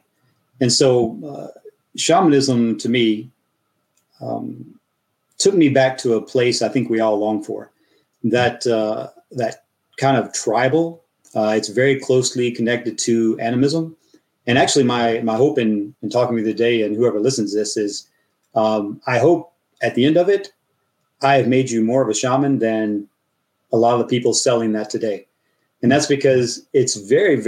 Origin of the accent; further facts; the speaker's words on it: mountains of Tennessee and Texas, United States; moved away as an adult; also born or lived in Florida; now in Russia; I grew up in the mountains of Tennessee and in Texas